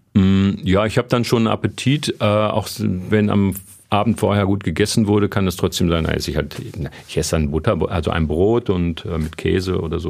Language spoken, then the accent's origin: German; Lünen, North Rhine-Westphalia, Germany; Also ich komme aus dem Münsterländer, also Lünen ist eine geteilte Stadt.